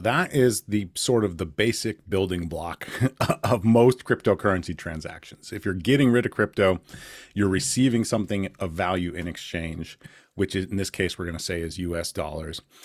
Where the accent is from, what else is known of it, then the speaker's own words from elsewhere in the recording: Rochester, New York, United States; I'm from Rochester, New York